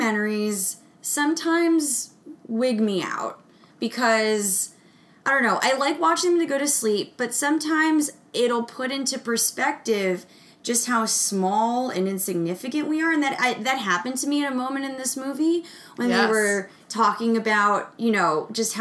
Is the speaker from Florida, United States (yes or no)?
yes; South Florida, United States; growing up in South Florida, the proximity of Cape Canaveral is pretty there.